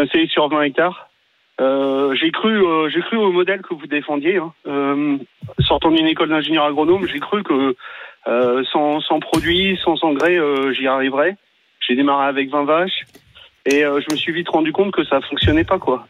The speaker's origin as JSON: {"language": "French", "town": "Paris", "region": "Île-de-France", "country": "France", "moved": "as an adult", "said": "je suis parisien, je me suis installé sur la ferme de mon grand-père"}